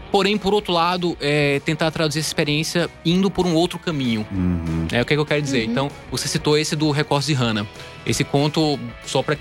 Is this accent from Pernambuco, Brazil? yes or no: yes; Recife, Pernambuco, Brazil; moved away as an adult; now in São Paulo, Brazil; Eu saí do Recife, né? Uhum. E vim para cá, é, primeiro fazer o doutorado em letras na Mackenzie, né?